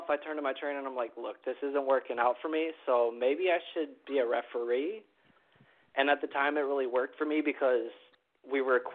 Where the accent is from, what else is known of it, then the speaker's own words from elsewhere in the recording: Milwaukee, Wisconsin, United States; I'm a referee from Milwaukee, Wisconsin